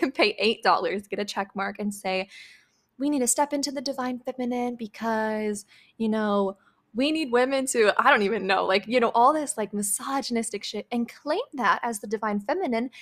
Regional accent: Midwest, United States; I was raised in the Midwest

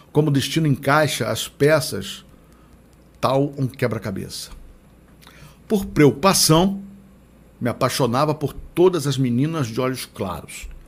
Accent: Rio de Janeiro, Brazil; accent: carioca; Na época eu tinha a voz de garoto e um sotaque carioca que chiava nos S's as casas.

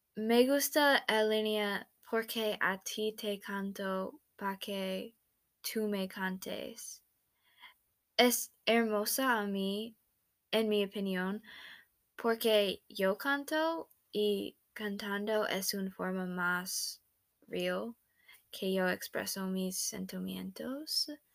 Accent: United States; first language English; Spanish is a second language; yo soy de los Estados Unidos y ese es mi primer idioma

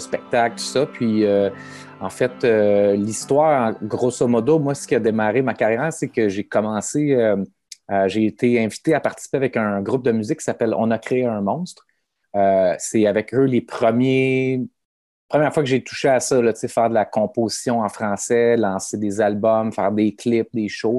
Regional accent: Sorel, Quebec, Canada; also born or lived in Montreal; Moi, je suis natif de Sorel. Euh, en fait, assez jeune, dans fond, autour de, de, 17 ans, je suis parti de Sorel, puis je suis allé habiter à Montréal

